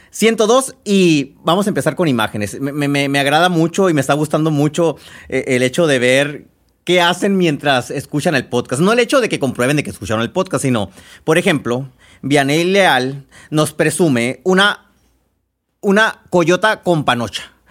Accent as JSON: {"language": "Spanish", "town": "Babiácora", "region": "Sonora", "country": "Mexico", "tie": "born or raised there", "said": "Soy originaria de Babiácora y allá se cultiva mucho, aunque hoy no fue un buen año para ellos."}